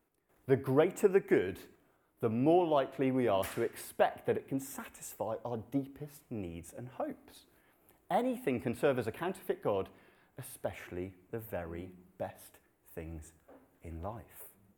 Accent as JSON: {"language": "English", "town": "Kathmandu", "region": "Bagmati", "country": "Nepal", "tie": "born or raised there", "moved": "yes", "said": "Many of you will know I grew up in Nepal. I lived there for 10 years, and it's a Hindu country."}